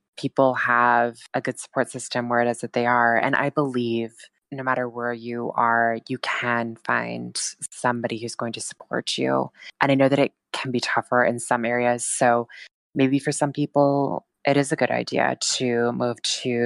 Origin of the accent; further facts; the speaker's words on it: Montana, United States; moved away as an adult; also born or lived in Fort Collins, Colorado; now in Oregon, United States; I now live in Oregon, but I'm originally from Montana.